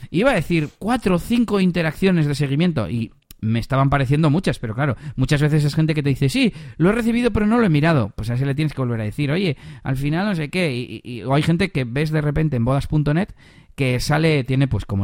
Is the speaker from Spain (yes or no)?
yes; Castile and León, Spain; tuve que, viajar porque era en, la, en las merindades, en la zona de mi pueblo, de hecho ya me quedé allí hasta el domingo